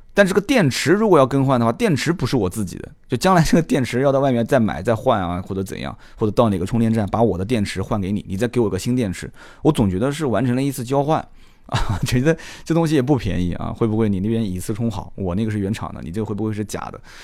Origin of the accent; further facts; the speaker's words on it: China; 我们中国人